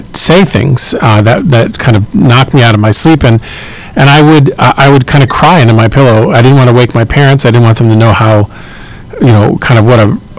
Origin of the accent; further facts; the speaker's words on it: Long Island, New York, United States; I grew up in Long Island. I've worked really hard to get rid of my accent, although it comes out sometimes when I'm tired.